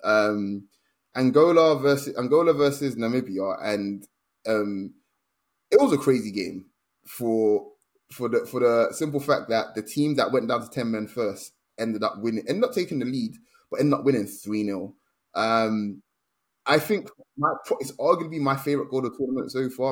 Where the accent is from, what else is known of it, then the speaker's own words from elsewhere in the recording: Nigeria; being Nigerian